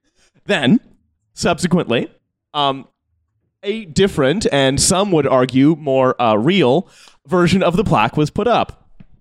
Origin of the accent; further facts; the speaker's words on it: Canada; moved away as an adult; now in Bristol, United Kingdom; I'm still Canadian. I've been here for 8 years, but I still don't know all of your British references.